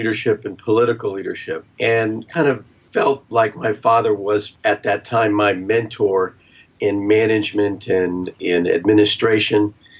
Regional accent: Washington, District of Columbia, United States; I grew up in the Washington, D.C. metropolitan area. My dad and mom moved there during World War II

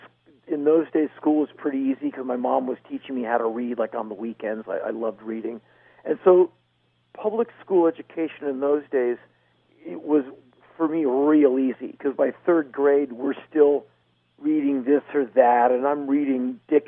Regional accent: Washington, District of Columbia, United States; I was raised in a very political household. My mom worked her entire adult career in government. Like, I come from Washington, D.C.

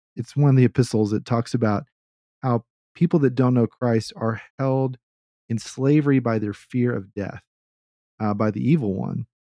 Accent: Texas, United States; I'm a Southerner. I'm a Texan. I'm like, what, a fourth or fifth generation Texan

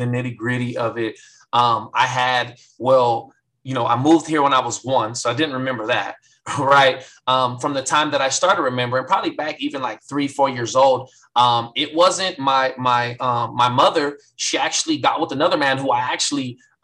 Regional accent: San Bernardino, California, United States; born or raised there; also born or lived in Hammond, Louisiana

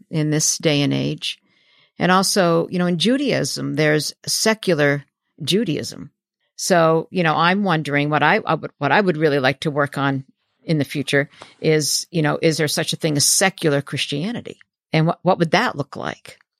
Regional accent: New Hampshire, United States; I was raised in New Hampshire in conservative Baptist

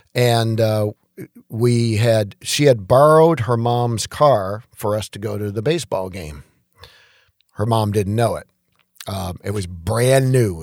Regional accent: Detroit, Michigan, United States; moved away as an adult; also born or lived in Macomb County, Michigan / Atlanta; growing up in Detroit

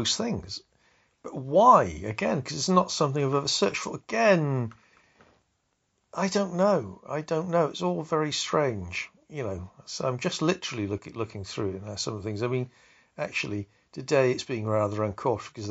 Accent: Wiltshire, South West England, United Kingdom; I come from Wiltshire.

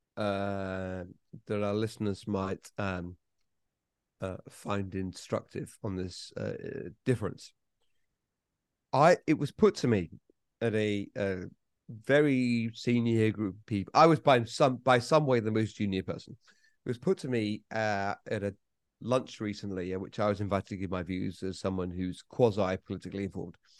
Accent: United Kingdom; I'm British

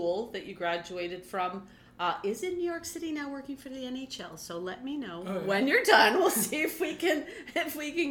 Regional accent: Quebec, Canada

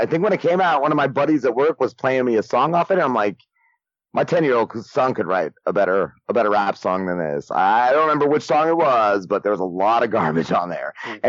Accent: New Jersey, United States; Yeah, North Jersey, Bergen County. And then, you know, then when I was in high school, it was all like grunge

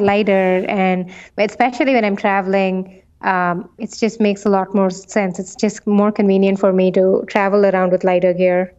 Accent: India; moved away; I come from India

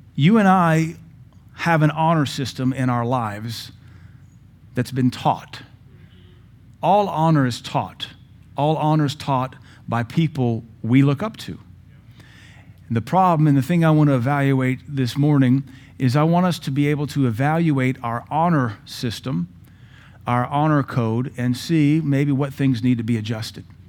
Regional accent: Seattle, Washington, United States; now in Cookeville, United States; We grew up in Seattle.

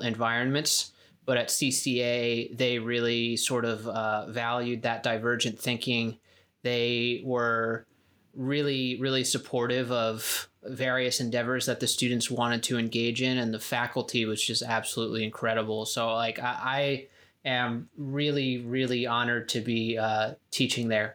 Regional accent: Spring Lake, New Jersey, United States; moved away; also born or lived in California; I grew up in New Jersey, Spring Lake, New Jersey.

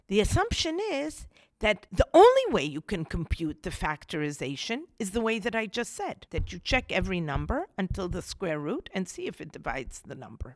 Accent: Israel; moved away as an adult; now in United States; I grew up in Israel, and I studied in Israel

